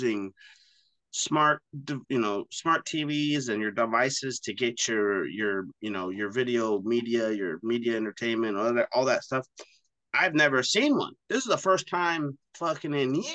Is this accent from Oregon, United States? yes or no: yes; Oregon, United States; here in Oregon when I was a kid